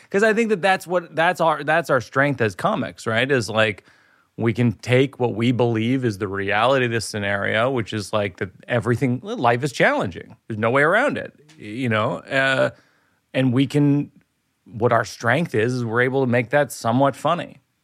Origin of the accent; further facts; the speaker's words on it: Boston, Massachusetts, United States; my hometown.